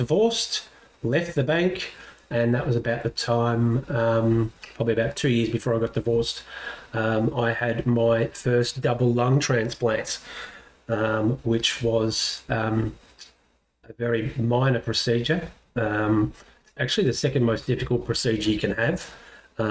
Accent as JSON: {"language": "English", "town": "Caulfield", "region": "Victoria", "country": "Australia", "tie": "born or raised there", "said": "I was born in Bethlehem Hospital in Caulfield, not in Jerusalem. Grew up, mum and dad, brother"}